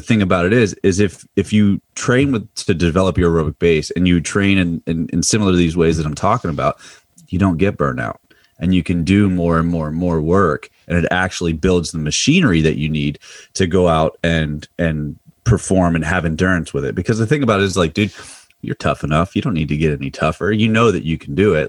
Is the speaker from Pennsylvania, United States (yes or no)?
yes; Mifflin County, Pennsylvania, United States; moved away as an adult; now in Loudoun County, Virginia, United States; grew up about a half an hour south of State College, uh, in Mifflin County, Pennsylvania.